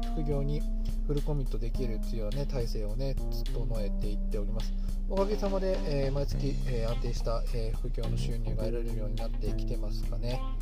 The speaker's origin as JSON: {"language": "Japanese", "region": "Hokkaido", "country": "Japan", "tie": "born or raised there", "also_born_or_lived": "Tokyo", "moved": "as an adult", "said": "私は北海道の田舎者で、えー、東京でパワハラをされまして廃人になりました、えうつ病を発症しまして、えー、ふるさとの北海道に U ターンしました"}